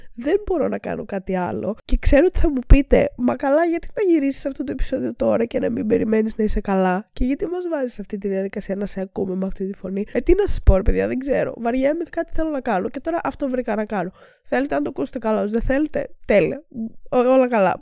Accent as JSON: {"language": "Greek", "country": "Greece", "said": "σαν Έλληνες"}